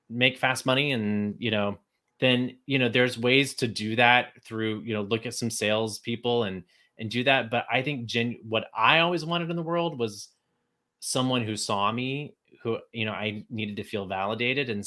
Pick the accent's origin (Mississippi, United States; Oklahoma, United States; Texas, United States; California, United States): Texas, United States; moved away; hate being from Texas. I did not want anyone to know I was from Texas when I moved to New York.